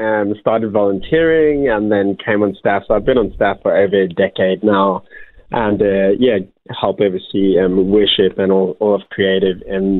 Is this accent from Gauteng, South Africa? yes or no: no; Cape Town, Western Cape, South Africa; also born or lived in United States; I grew up in South Africa, Cape Town